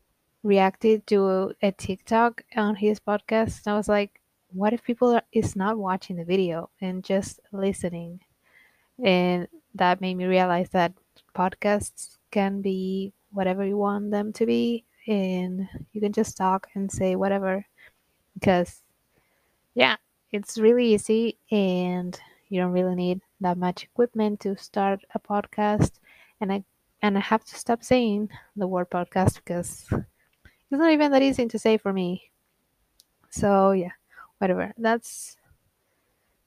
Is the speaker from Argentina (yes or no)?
yes; Argentina; first language Spanish; English is a second language; I'm from Argentina. I'm 27 years old, almost 28. But yeah, And I'm Latina. My first language is Spanish